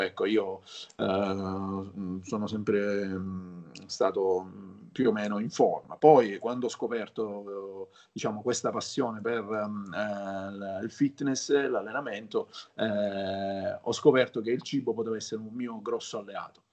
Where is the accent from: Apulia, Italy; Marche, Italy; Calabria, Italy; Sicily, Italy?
Sicily, Italy; Palermo; Io sono nato a Palermo, mm-hmm. eh, in Sicilia.